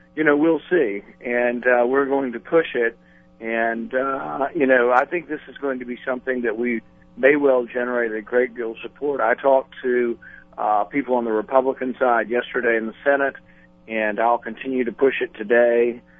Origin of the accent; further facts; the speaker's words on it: Texas, United States; I grew up in a small town in Texas